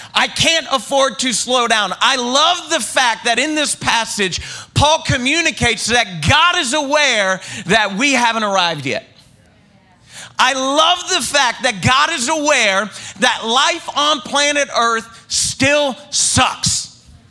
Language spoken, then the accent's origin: English; the South, United States; I grew up in the South